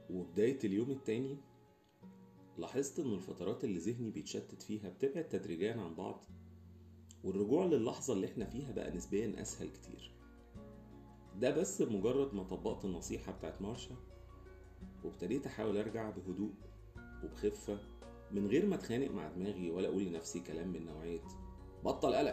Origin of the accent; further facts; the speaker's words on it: Alexandria, Alexandria Governorate, Egypt; وأنا شخص جاي من اسكندرية حيث بقى كبدة الفلاح ودهب وبلبع وحاجات